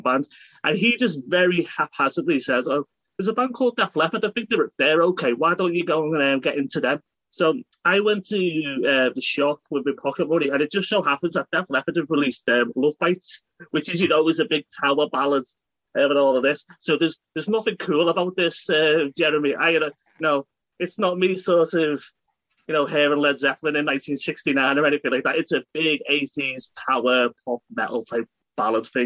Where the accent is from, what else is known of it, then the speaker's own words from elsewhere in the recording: United Kingdom; being British